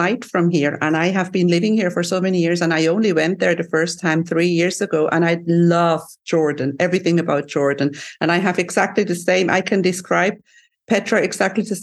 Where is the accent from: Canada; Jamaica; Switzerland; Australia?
Switzerland; now in Cyprus; from my island in the sun where I live, you flew to my home country. You went to Switzerland